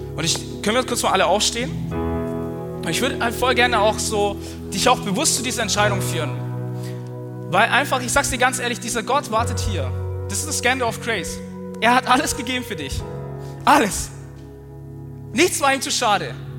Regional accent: Swabia, Germany; Aber ich bin Schwabe

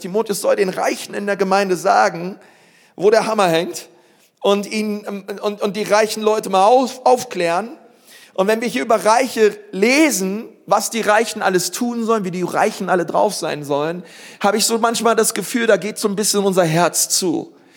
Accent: Berlin, Germany; Ich bin aufgewachsen in Berlin-Spandau

